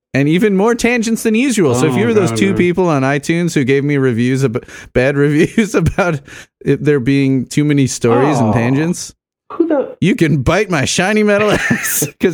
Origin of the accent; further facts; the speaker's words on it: Arlington Heights, Illinois, United States; Steve and I grew up in Arlington Heights, Illinois, Chicago.